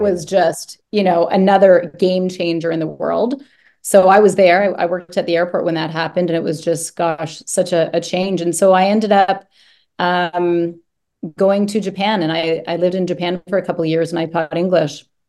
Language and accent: English; Brampton, Ontario, Canada; I grew up just outside of Toronto, Ontario, in a place called Brampton, Ontario